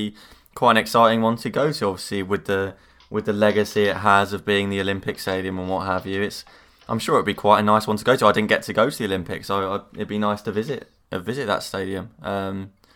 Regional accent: London, United Kingdom; we are from North London

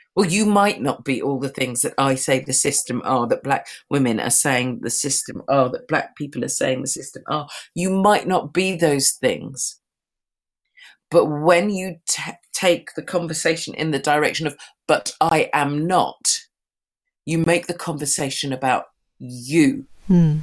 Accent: London, United Kingdom; I'm a Londoner. I live within London, within the UK

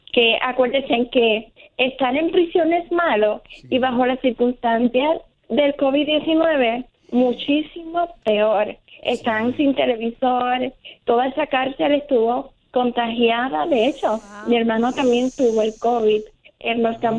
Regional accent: Puerto Rico; Sí, yo soy boricua

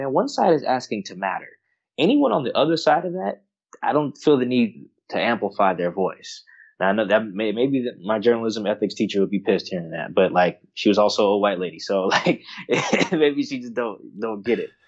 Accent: Florida, United States; now in Seattle, United States; I grew up in Florida went to California for college, Palo Alto, um, at that, and then you know has now settled in like Seattle.

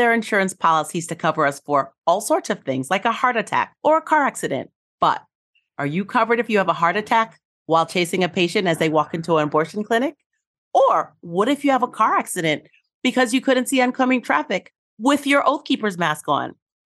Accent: New York City, New York, United States; I grew up in New York reading the Village Voice

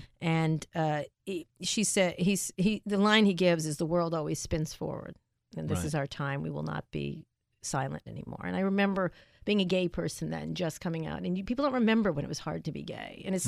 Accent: Roslyn Harbor, New York, United States; I grew up in Roslyn Harbor.

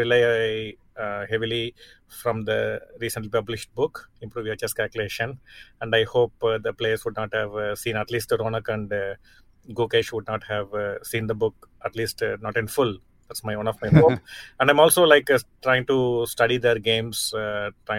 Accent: Chennai, Tamil Nadu, India; my hometown, Chennai

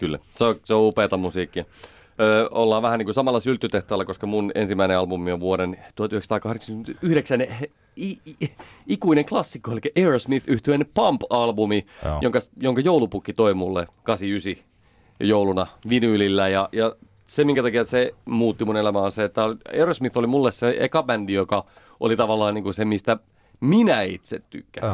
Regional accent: Pälkäne, Pirkanmaa, Finland; Pälkänenellä näkyy, asuttiin siellä

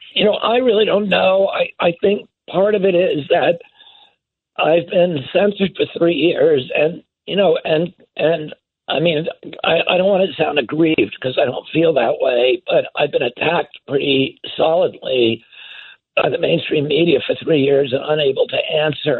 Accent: United States; I was growing up in the United States of America in the 1960s and 70s

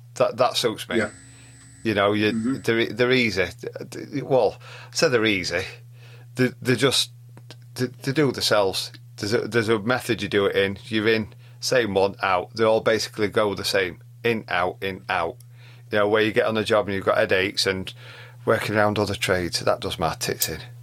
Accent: Yorkshire and the Humber, United Kingdom; being Yorkshireman

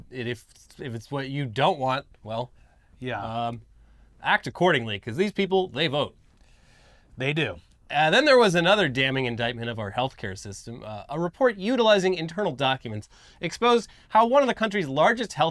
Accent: South Africa; now in United States; I am a South African MAGA preacher.

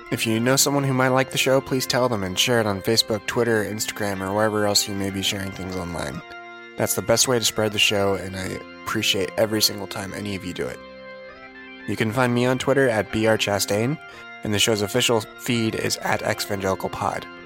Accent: Naperville, Illinois, United States; I grew up in the in Naperville, like starting freshman year of high school.

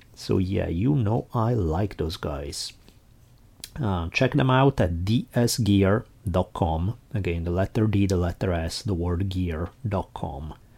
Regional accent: Italy; also born or lived in Milan; now in United States; growing up in Italy

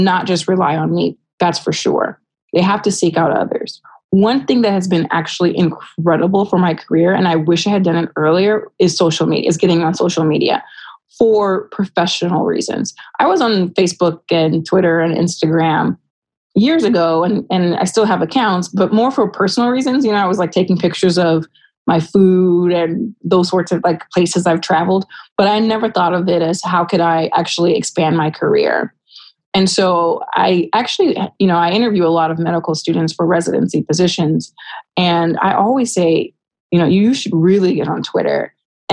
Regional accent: Rialto, California, United States; grow up in Rialto, California

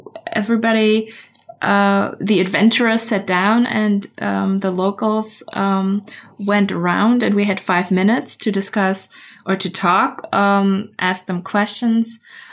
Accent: Berlin, Germany; English is a second language; I'm from Berlin, Berlin, Germany

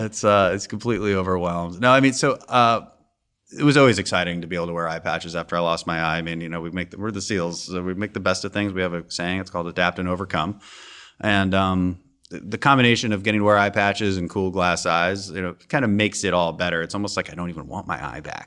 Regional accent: Houston, Texas, United States; I'm also from Houston.

